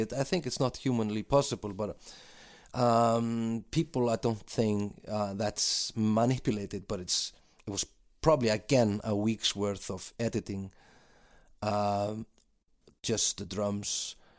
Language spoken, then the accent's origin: English; Iceland; also born or lived in London; we're two guys from Iceland